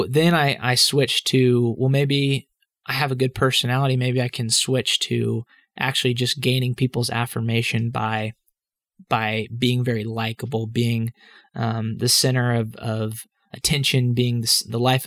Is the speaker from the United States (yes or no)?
yes; Dallas, Texas, United States; I grew up in Dallas, Texas